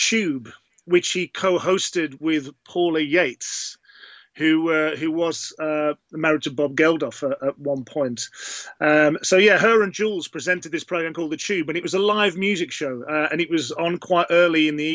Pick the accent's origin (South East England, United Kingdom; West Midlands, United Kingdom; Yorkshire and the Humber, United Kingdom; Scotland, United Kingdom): West Midlands, United Kingdom; Wolverhampton; moved away as an adult; also born or lived in London; I had moved to London from my hometown of Wolverhampton in 1988.